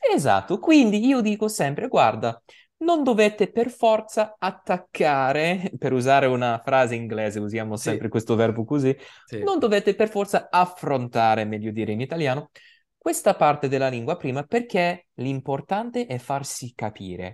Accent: United States; Italian is a second language; also born or lived in New York; io sono americano, ovviamente, perché sono nato e cresciuto in America

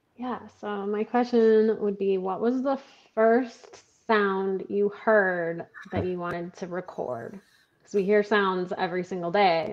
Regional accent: Stockbridge, Michigan, United States; moved away as an adult; also born or lived in Grand Rapids, Michigan / Colorado; now in Lansing, United States; I was born in Stockbridge, Michigan

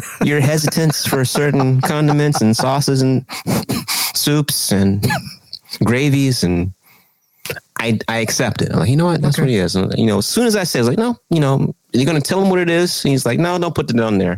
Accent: Texas, United States; I'm originally from Texas

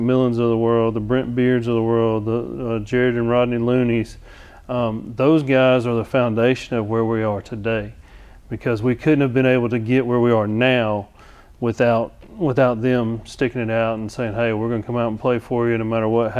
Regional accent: Georgia, United States; moved away as an adult; now in Alabama, United States; originally I'm from Georgia.

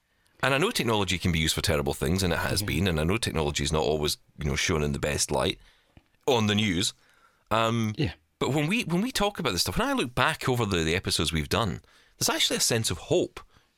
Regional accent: Glasgow, Scotland, United Kingdom; You know, growing up in East End of Glasgow, you know, I don't have that accent that came with it, because I just wasn't in it, really.

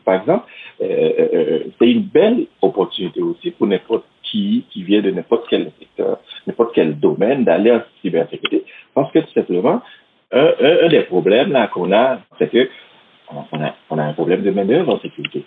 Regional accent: Haiti; moved away as an adult; now in Quebec City, Canada; je vis à Québec, euh, une, euh, ça fait 11 ans, mais je suis originaire d'Haïti

